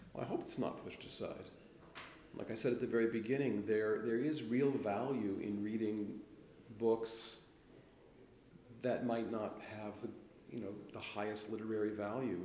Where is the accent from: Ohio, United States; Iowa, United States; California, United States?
California, United States; Los Angeles; But I grew up in Los Angeles